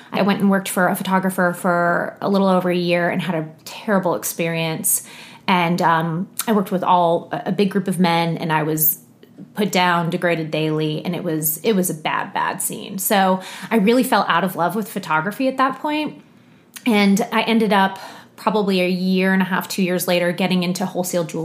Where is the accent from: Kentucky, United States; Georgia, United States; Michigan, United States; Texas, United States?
Georgia, United States; Alpharetta; also born or lived in Arcadia, California / outside Chicago, Illinois; my parents moved us down here to Metro Atlanta. And I spent the majority of my teen years in Alpharetta. That's kind of where I went to middle school, high school